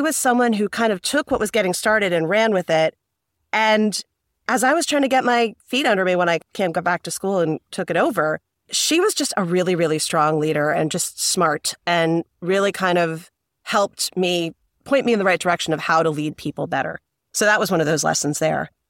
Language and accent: English; New Jersey, United States; I am from New Jersey